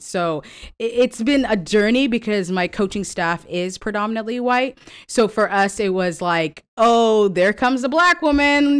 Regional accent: California, United States; moved away as an adult; also born or lived in Kentucky; I'm from California.

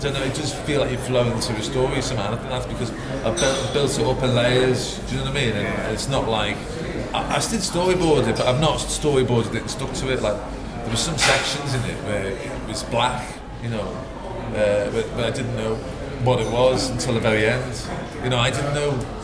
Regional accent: Liverpool, North West England, United Kingdom; where I grew up in Liverpool

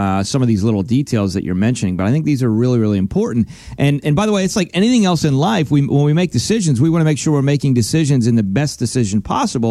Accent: Pennsylvania, United States; moved away; I'm originally from Pennsylvania

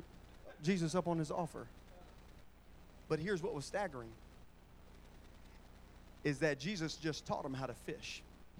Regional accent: Pine Hills, Florida, United States; moved away; I was born in Pine Hills

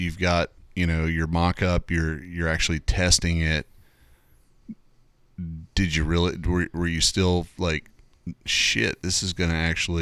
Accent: East Tennessee, United States; I was raised in East Tennessee, so I got that fucking handicap.

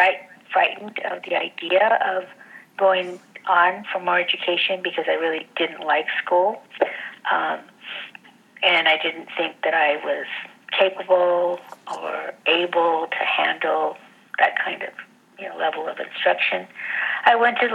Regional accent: La Puente, California, United States; moved away as an adult; also born or lived in Logan Heights, San Diego; now in San Diego, United States; So I was raised in Los Angeles, and I grew up in the eastern part of Los Angeles County, called a little town called La Puente

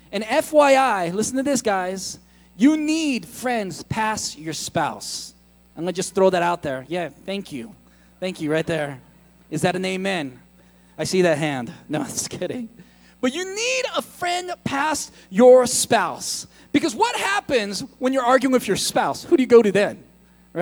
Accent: United States; I'm American

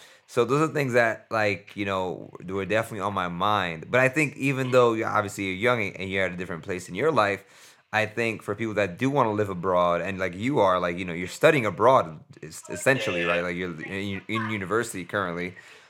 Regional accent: New York City, New York, United States; moved away as an adult; now in Costa Rica; Nah, because obviously, like, I'm 29 and I moved here when I was 29 to Costa Rica, where I'm currently at. I'm from New York.

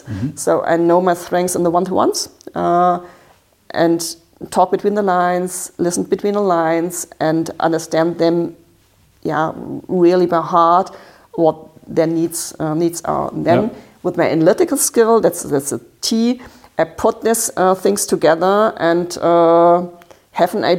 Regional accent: Baden-Württemberg, Germany; English is a second language; I'm from Baden. It's near the French border.

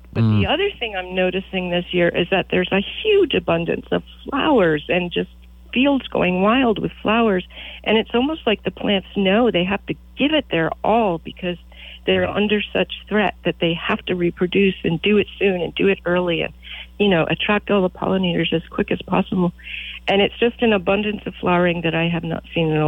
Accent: Rhode Island, United States; now in Verdigris, Nebraska, United States; my hometown in Rhode Island and the library where I grew up

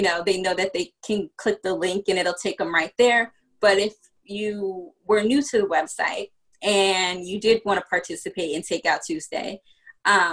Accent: Virginia, United States; also born or lived in New York / Washington, D.C. / Prince George's County, Maryland; I was born in New York, but I grew up in Virginia

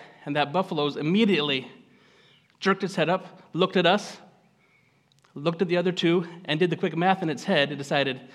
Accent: Gridley, California, United States; also born or lived in Rocklin, California; I am local. I grew up in Gridley, just down the road here.

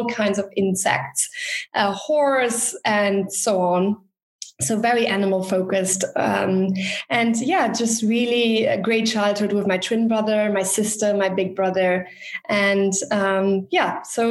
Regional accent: Luxembourg; I grew up in Luxembourg. I'm born in Luxembourg, second generation

